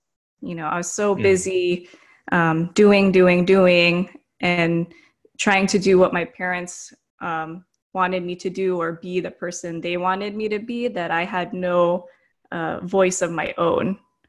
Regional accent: United States; born there; So my parents immigrated from the Philippines in the 1970s. They came to America and then I was born in America and so was my brother.

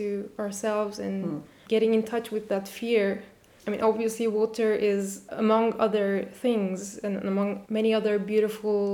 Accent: Turkey; I'm from Turkey and I have parents from all over this geographical place

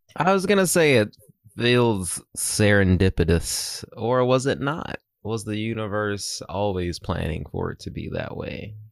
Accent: Myrtle Beach, South Carolina, United States; moved away; growing up in Myrtle Beach

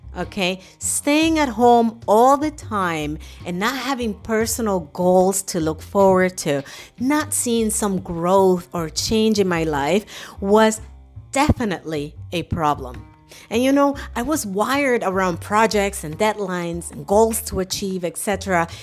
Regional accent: New York City, New York, United States; moved away as an adult; now in Germany; I grew up in New York City

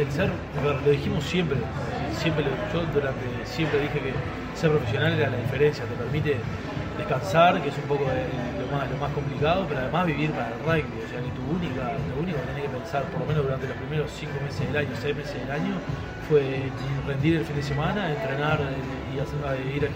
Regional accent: Uruguay; somos uruguayos

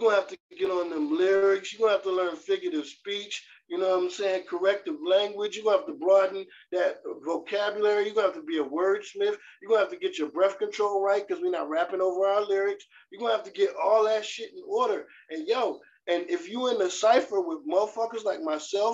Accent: Trenton, New Jersey, United States; also born or lived in North Carolina; now in Las Vegas, United States; I'm from Trenton, New Jersey

